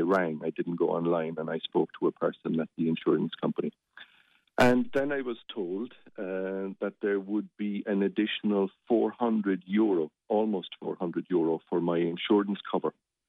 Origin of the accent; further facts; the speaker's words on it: Limerick, Munster, Ireland; And I come from Thomangate originally. And I'm quite proud of that.